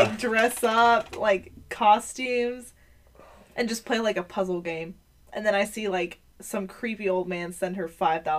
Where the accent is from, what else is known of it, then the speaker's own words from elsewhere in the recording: Baltimore, Maryland, United States; it's because I'm from Baltimore.